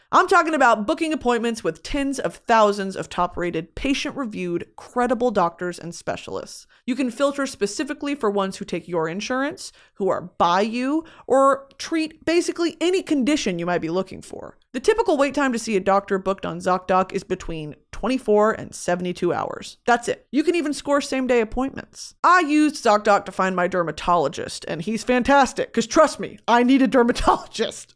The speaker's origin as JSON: {"language": "English", "country": "United States", "tie": "born or raised there", "said": "I was born in America"}